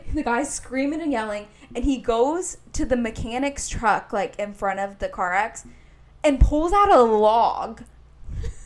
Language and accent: English; Indianapolis, Indiana, United States; I'm from Indianapolis. Like, one of the most dangerous cities in the country